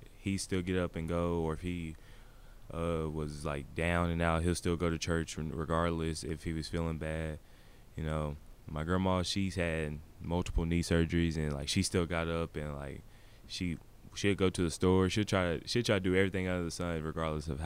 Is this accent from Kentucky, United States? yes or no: yes; Bowling Green, Kentucky, United States; also born or lived in Nashville, Tennessee; was born in Nashville, and I moved up here. I moved up to Bowling Green when I was two.